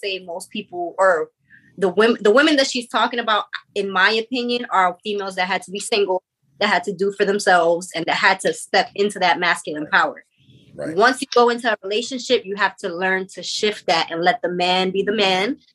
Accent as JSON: {"language": "English", "region": "New York", "country": "United States", "said": "I'm from New York"}